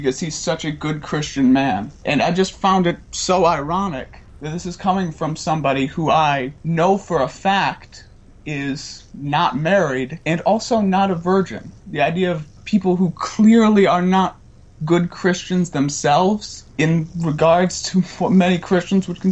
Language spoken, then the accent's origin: English; Louisville, Kentucky, United States; I'm from Louisville, Kentucky